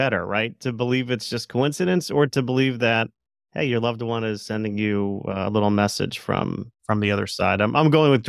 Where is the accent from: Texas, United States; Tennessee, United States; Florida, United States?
Florida, United States; my brother, when we were growing up, we grew up in South Florida. Don't hold that against me.